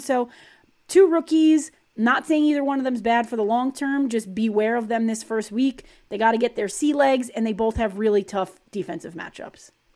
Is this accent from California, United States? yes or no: no; Long Island, New York, United States; I grew up, I grew up on Long Island